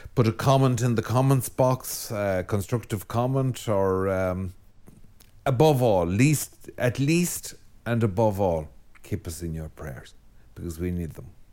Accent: Ireland; an Irish Catholic

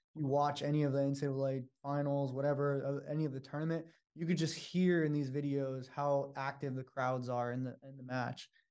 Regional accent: Sacramento, California, United States; moved away as an adult; now in San Francisco, United States; I'm from Sacramento, so I have a lot of family here

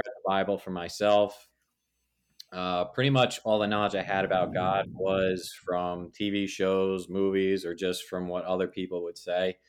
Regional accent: New Jersey, United States; also born or lived in Staten Island, New York; we moved to New Jersey when I was three.

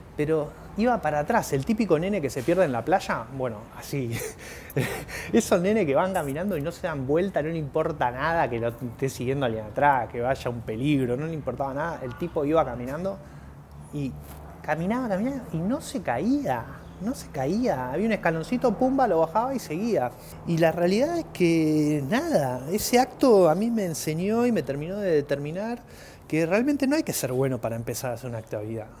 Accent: Argentina; soy argentino

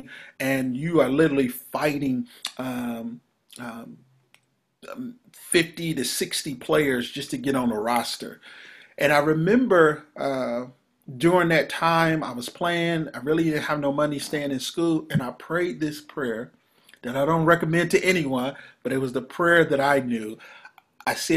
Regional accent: Ohio, United States; now in Dallas, United States; We reside now here in Dallas, Texas. We are originally from Ohio

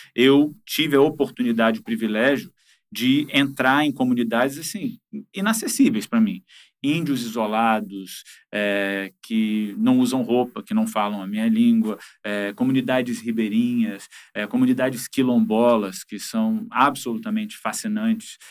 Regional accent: Rio de Janeiro, Brazil; Eu sou carioca com muito orgulho

